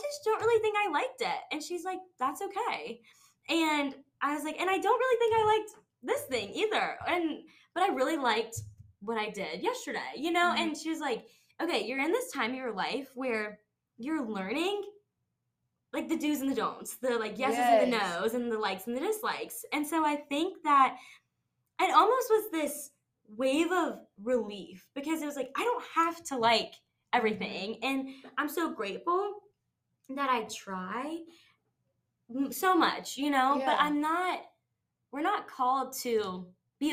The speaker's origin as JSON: {"language": "English", "town": "Charlotte", "region": "North Carolina", "country": "United States", "also_born_or_lived": "San Diego, California", "moved": "as an adult", "said": "I'm from Charlotte, North Carolina"}